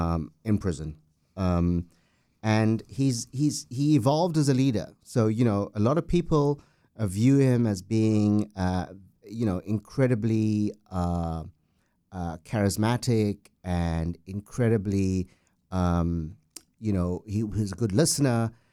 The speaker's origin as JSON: {"language": "English", "country": "South Africa", "said": "Well, you know, South Africa is an amazing country. We have great weather throughout the year."}